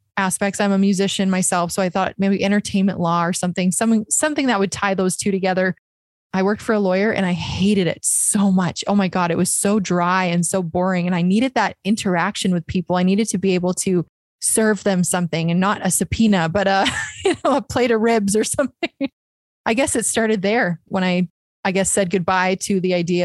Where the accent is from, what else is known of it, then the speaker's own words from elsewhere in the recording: Lloydminster, Saskatchewan, Canada; I am from Lloydminster, Saskatchewan